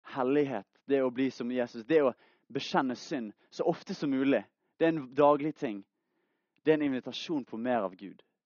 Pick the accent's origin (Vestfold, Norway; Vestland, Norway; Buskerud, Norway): Vestland, Norway; Bergen; Jeg er fra Bergen, 20 år gammel